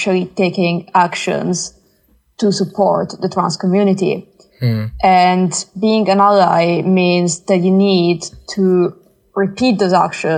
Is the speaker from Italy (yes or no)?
yes; Italy; now in United Kingdom; I'm not from the UK, I'm from Italy